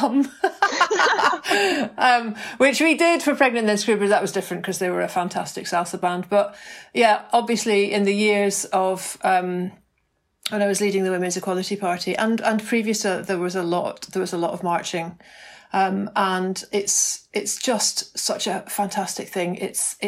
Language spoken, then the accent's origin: English; Glasgow, Scotland, United Kingdom; I grew up in Glasgow